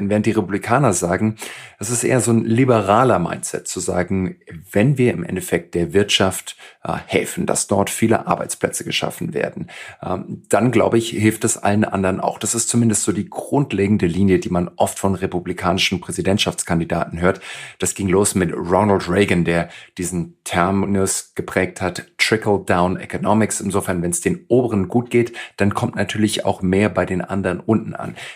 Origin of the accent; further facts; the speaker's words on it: Germany; bei uns in Deutschland